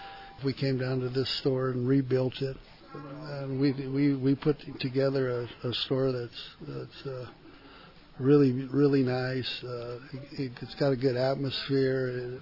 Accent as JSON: {"language": "English", "town": "Gallup", "region": "New Mexico", "country": "United States", "tie": "born or raised there", "said": "I was, you know, born and raised in Gallup"}